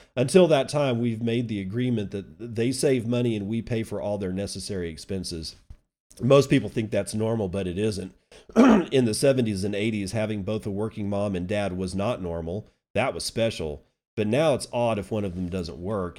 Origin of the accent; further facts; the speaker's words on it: United States; as an American